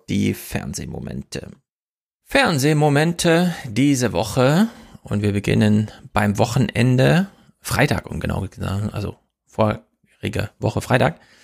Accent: the East, eastern Germany, Germany; moved away; Ich komme aus dem Osten und bin da auch manchmal, aber ich lebe da nicht

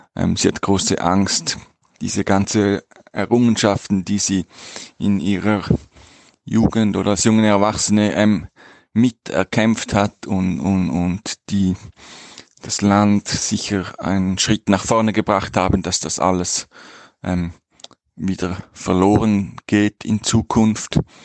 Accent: Switzerland; moved away as an adult; ich komme aus der Schweiz

